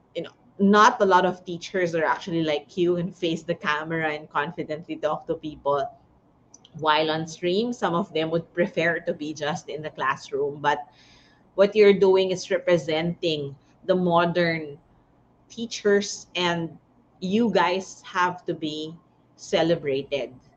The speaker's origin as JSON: {"language": "English", "town": "Tarlac City", "region": "Tarlac", "country": "Philippines", "said": "I'm from Tarlac City, San Miguel."}